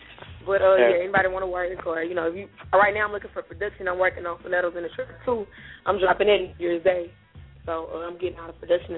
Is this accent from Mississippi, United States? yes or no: yes; Hattiesburg, Mississippi, United States; I'm a FMC. I'm from Hattiesburg